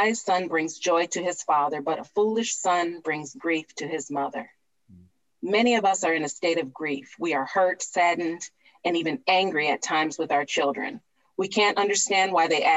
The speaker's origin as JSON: {"language": "English", "town": "Cleveland", "region": "Ohio", "country": "United States", "tie": "born or raised there", "said": "my hometown of Cleveland"}